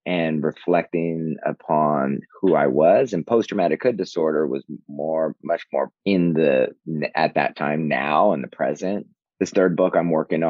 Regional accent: Southern California, United States; now in New York City, United States; I'm inextricably Californian, Southern Californian

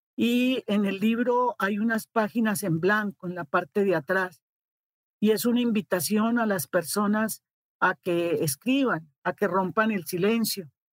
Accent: Colombia; moved away as an adult; now in Mexico; los colombianos que estábamos acá

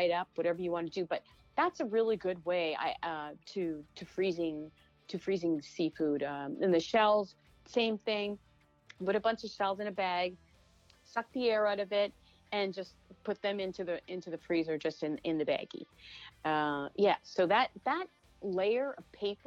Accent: Atlantic Canada, Canada; moved away as an adult; now in New York City, United States; I was brought up in Atlantic Canada

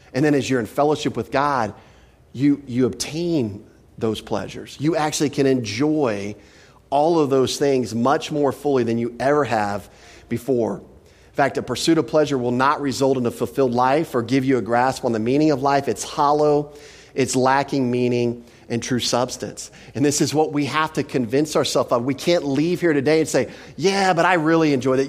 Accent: Texas, United States; I'm from Texas

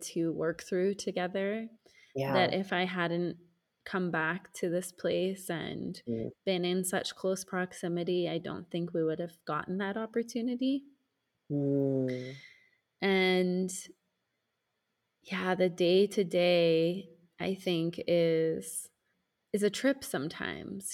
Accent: United States; moved away as an adult; now in Mexico; the social order that I was raised in the United States for most of my life

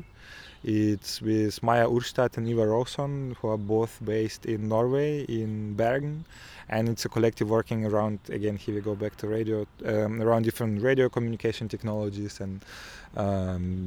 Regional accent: Kherson, Kherson Oblast, Ukraine; English is a second language; moved away as an adult; now in Germany; I'm from South Ukraine, it's a city called Kherson.

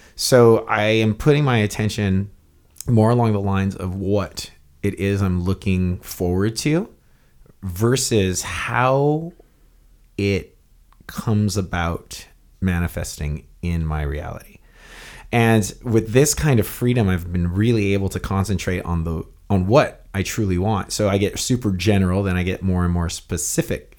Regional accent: Hawaii, United States; I grew up naked in Hawaii.

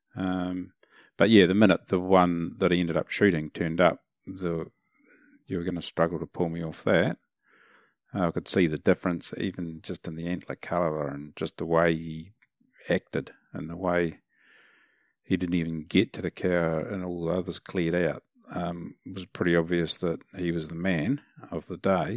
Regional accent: New Zealand; as a Kiwi

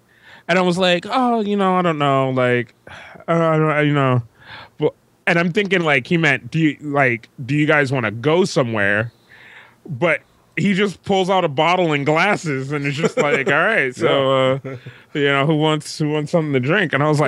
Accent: United States; I'm from America.

